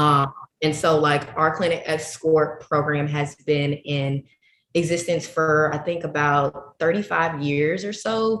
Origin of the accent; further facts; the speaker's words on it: Chicago, Illinois, United States; I'm from Chicago and my sex ed experience. I first got sex ed in middle school